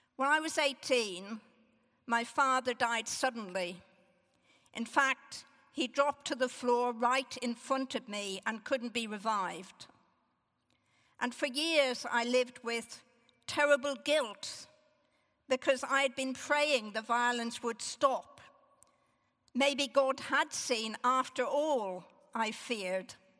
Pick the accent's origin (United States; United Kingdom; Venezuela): United Kingdom; Northern Ireland; As a young child growing up in Northern Ireland